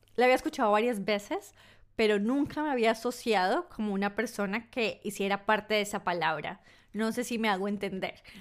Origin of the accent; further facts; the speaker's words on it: Colombia; also born or lived in north of England; now in United Kingdom; siendo colombiana en Reino Unido, yo estoy en el norte de Reino Unido.